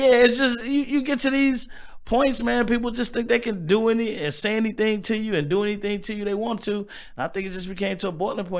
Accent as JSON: {"language": "English", "town": "Pine Bluff", "region": "Arkansas", "country": "United States", "tie": "born or raised there", "also_born_or_lived": "Little Rock", "lives_now": "Milwaukee, United States", "said": "And I was born in Little Rock, Arkansas, raised in Pine Bluff. I came to Milwaukee because my dad had a job"}